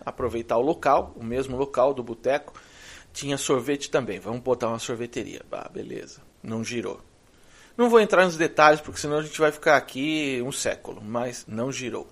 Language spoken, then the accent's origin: Portuguese; Brazil; moved away as an adult; also born or lived in Florida, United States; now in United States; eu sou brasileiro, não sou americano